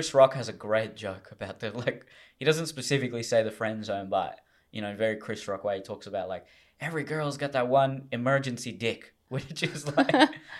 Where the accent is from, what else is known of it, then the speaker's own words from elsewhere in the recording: Hurstville, New South Wales, Australia; You know, where I grew up in Hurstville, it's very Hong Kong.